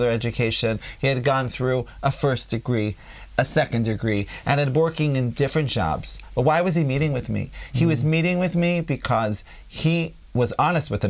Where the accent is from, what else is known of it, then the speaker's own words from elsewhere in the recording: United States; accent: American; now in Israel; I still have an American accent